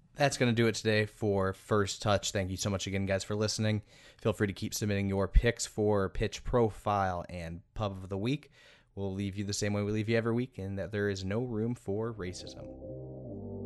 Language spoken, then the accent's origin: English; Indianapolis, Indiana, United States; in my hometown of Indianapolis